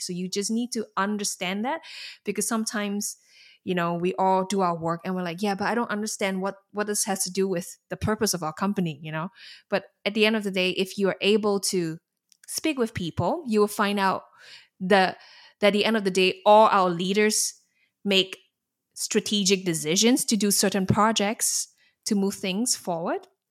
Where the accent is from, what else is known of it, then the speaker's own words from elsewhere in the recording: Singapore; moved away as an adult; now in Netherlands; I'm from Singapore